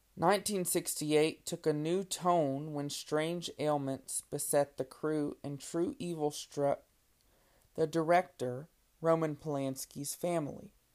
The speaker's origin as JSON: {"language": "English", "town": "Lake Charles", "region": "Louisiana", "country": "United States", "tie": "born or raised there", "said": "my childhood, growing up in Lake Charles, Louisiana"}